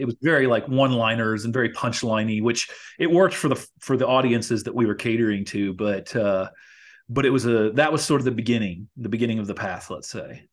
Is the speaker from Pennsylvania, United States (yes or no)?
no; Louisville, Kentucky, United States; now in Los Angeles, United States; in my hometown in Louisville, Kentucky